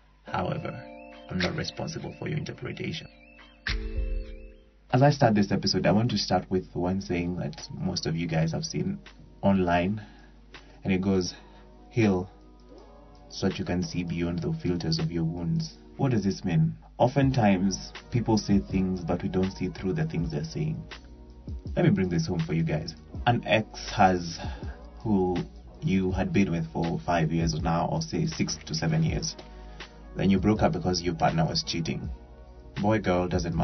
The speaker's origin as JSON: {"language": "English", "country": "Kenya", "said": "I'm a Kenyan"}